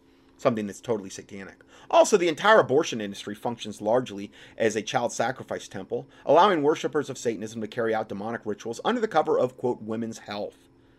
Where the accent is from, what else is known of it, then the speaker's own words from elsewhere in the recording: North Carolina, United States; the governor of North Carolina, my home state, just vetoed a bill